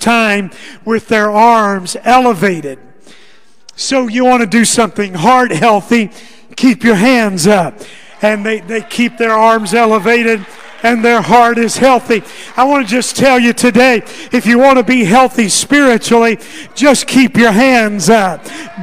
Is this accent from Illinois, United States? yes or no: no; Arkansas, United States; moved away; I grew up in Arkansas